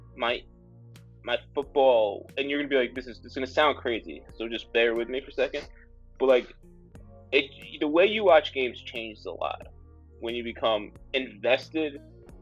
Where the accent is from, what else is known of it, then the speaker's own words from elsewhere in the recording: United States; I was born right outside of New York